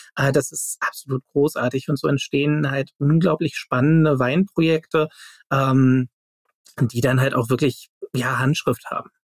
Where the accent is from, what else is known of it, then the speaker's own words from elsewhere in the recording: Germany; als äh, Deutsche